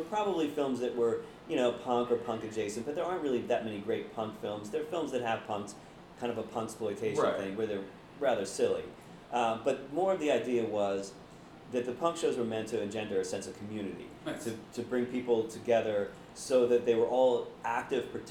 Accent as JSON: {"language": "English", "town": "Blackwood", "region": "New Jersey", "country": "United States", "tie": "born or raised there", "said": "I grew up in Blackwood, New Jersey, which was a working-class, blue-collar suburb of Philadelphia."}